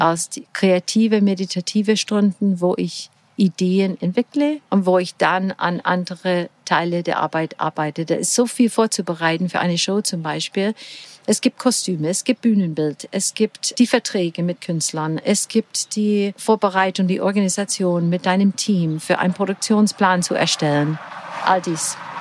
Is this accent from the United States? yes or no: yes; Portland, Oregon, United States; German is a second language; moved away as an adult; also born or lived in Florida; now in Füssen, Germany; Ich bin in sonnige Florida geboren Ach. und aufgewachsen an der Westküste in Portland, Oregon